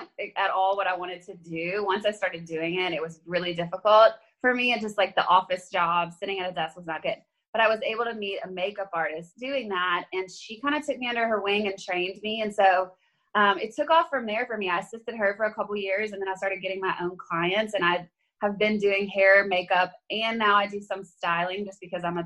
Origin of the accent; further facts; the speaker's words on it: Baton Rouge, Louisiana, United States; moved away as an adult; now in Nashville, United States; I am from Louisiana originally. And so I lived in Baton Rouge all the way through college